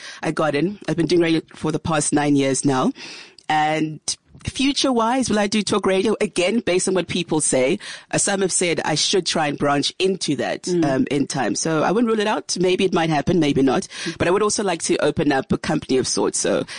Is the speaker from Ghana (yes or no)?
yes; Ghana; Difficult because we're from Ghana and our parents had moved down this side.